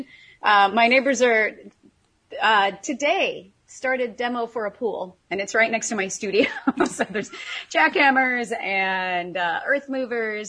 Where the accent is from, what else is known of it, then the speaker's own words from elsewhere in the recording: Missouri, United States; moved away as an adult; also born or lived in California / France / Russia / Greece; I was born and raised in Missouri